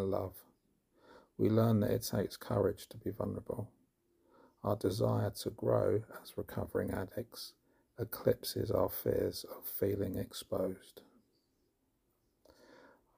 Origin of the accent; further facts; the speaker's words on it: London, United Kingdom; now in Somerset, United Kingdom; I am originally from West London and live in Somerset now